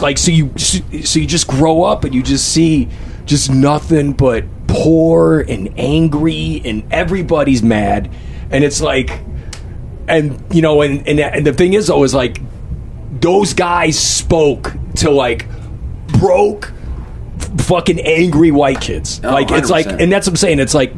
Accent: Toledo, Ohio, United States; I grew up in Toledo, Ohio, East Toledo, Ohio, which is like 45 minutes away from Detroit

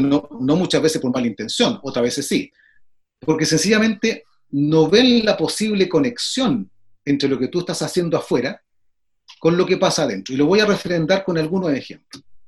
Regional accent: Chile; soy chileno

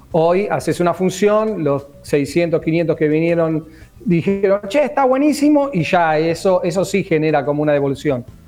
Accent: Mar del Plata, Buenos Aires Province, Argentina; yo soy marplatense

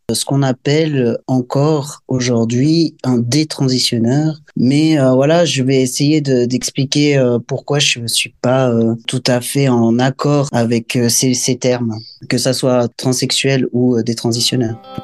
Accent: Valais, Switzerland; Je viens du Valais, c'est un canton dans le pays suisse.

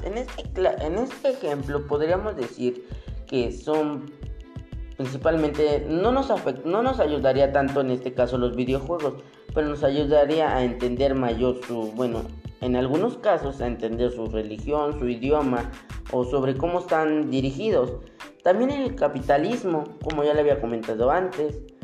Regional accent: Mexico; nosotros como mexicanos

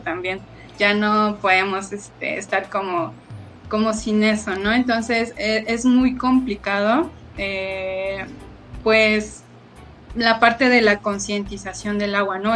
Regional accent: Mexico City, Mexico; yo soy de Tláhuac, Xochimilco

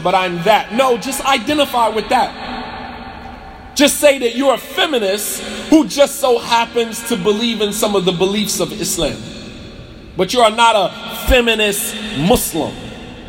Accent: Montclair, New Jersey, United States; I'll be in Montclair, New Jersey, my hometown

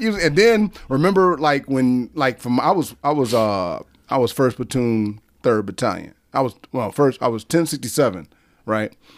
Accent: Detroit, Michigan, United States; moved away as an adult; now in Okinawa, Japan; I'm from Detroit, Michigan

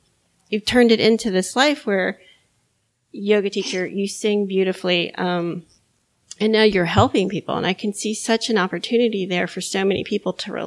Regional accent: Miami, Florida, United States; now in North Carolina, United States; I grew up in Miami

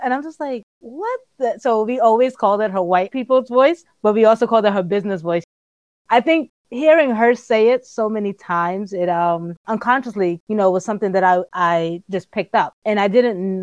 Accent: New York City, New York, United States; also born or lived in Appleton, Wisconsin

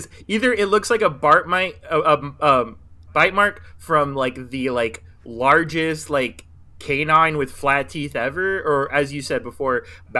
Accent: Philippines; I'm Filipino.

